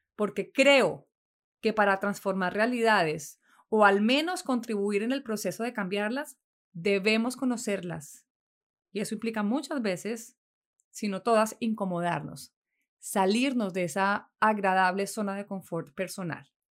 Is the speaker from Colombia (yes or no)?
yes; Neiva, Huila, Colombia; Nací en Neiva, capital del Huila, en Colombia, el 5 de enero de 1979.